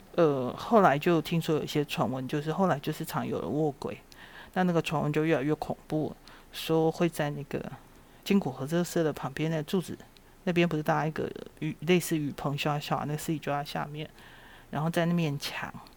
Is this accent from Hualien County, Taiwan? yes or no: no; Shuili, Nantou County, Taiwan; 出生在南投水里